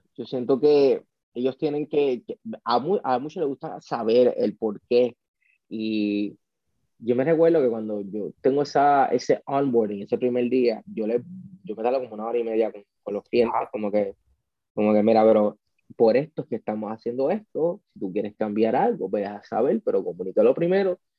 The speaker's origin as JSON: {"language": "Spanish", "country": "Puerto Rico", "said": "somos puertorriqueños"}